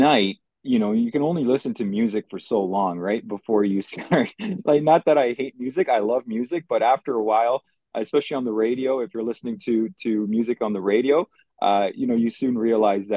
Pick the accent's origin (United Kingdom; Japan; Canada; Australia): Canada; Mississauga, Ontario; English is a second language; also born or lived in Poland; My parents had settled down in Mississauga at the time. So grew up in Mississauga